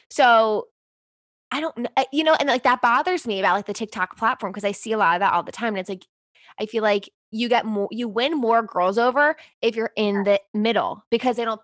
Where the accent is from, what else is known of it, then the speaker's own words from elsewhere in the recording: East Coast, United States; I was from the East Coast